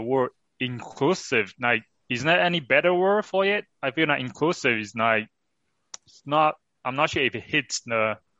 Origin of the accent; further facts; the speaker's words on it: China; moved away; As someone growing up in China